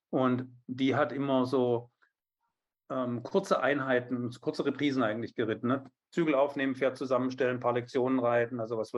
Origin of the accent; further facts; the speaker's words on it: Biberach an der Riss, Baden-Württemberg, Germany; also born or lived in Stuttgart; ich bin in Stuttgart geboren und in Biberach an der Riss aufgewachsen.